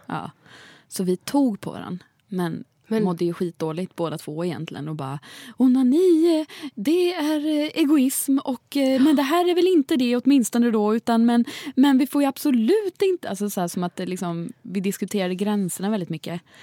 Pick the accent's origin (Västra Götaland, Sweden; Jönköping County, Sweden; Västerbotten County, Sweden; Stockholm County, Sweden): Jönköping County, Sweden; Jönköping; jag är från Jönköping